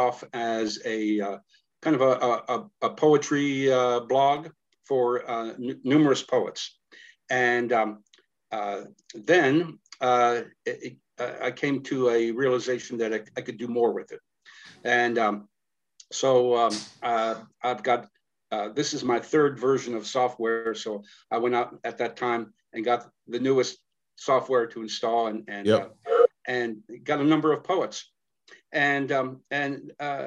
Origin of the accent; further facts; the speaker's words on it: San Antonio, Texas, United States; I was raised in San Antonio, Texas, as a conservative Jew